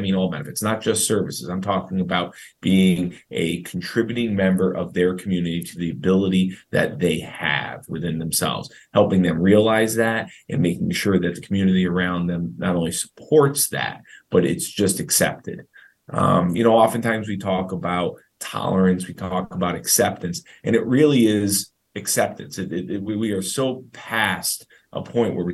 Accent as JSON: {"language": "English", "town": "Schenectady", "region": "New York", "country": "United States", "tie": "born or raised there", "said": "I grew up in Schenectady, New York"}